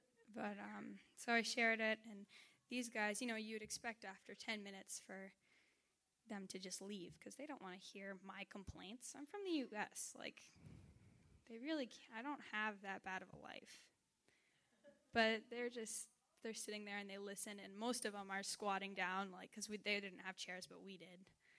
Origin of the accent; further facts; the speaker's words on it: New Hampshire, United States; here I am coming from New Hampshire, which is a really pretty nice place, and going to Honduras where there's trash in the rivers